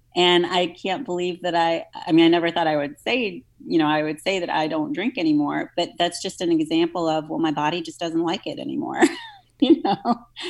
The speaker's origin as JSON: {"language": "English", "town": "New Orleans", "region": "Louisiana", "country": "United States", "tie": "born or raised there", "said": "I grew up in New Orleans"}